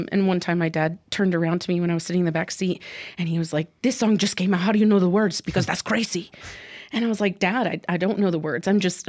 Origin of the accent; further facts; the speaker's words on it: Mississippi, United States; also born or lived in Honduras / England / Iowa; And then I spent the majority of my childhood in Mississippi. I'm actually from Honduras. I was born there.